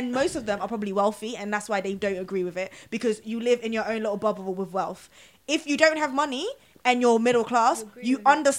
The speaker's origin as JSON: {"language": "English", "country": "Ghana", "moved": "yes", "lives_now": "London, United Kingdom", "said": "I'm from Ghana."}